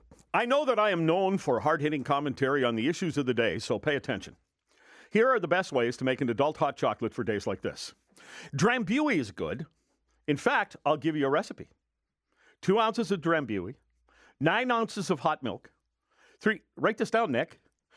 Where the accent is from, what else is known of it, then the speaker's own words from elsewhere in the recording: Ireland; I'm Irish